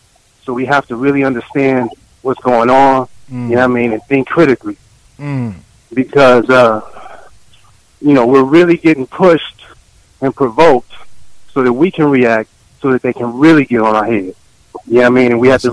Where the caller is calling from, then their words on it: Oakland, California, United States; I'm calling from Oakland, California.